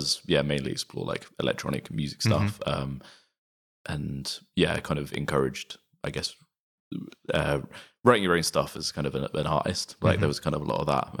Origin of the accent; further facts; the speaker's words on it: Reading, South East England, United Kingdom; I grew up in Reading, which is I guess known for the festival